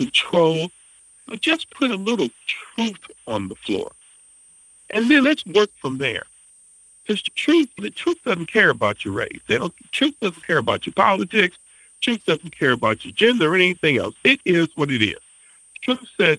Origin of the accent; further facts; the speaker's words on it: the South, United States; I grew up in the South